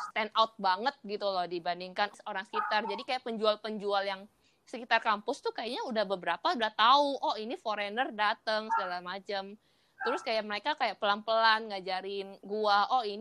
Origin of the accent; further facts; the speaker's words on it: Indonesia; now in Taiwan; Soalnya gua di Taiwan kalau ngenalin diri ke, ke orang baru, oh gua dari Indo